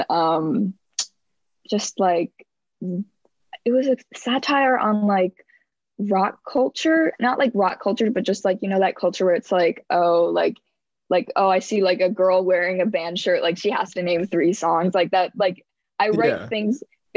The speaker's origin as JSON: {"language": "English", "area": "Westchester", "region": "New York", "country": "United States", "tie": "born or raised there", "said": "I'm from Westchester, New York, which is a very big county in the suburbs of New York City"}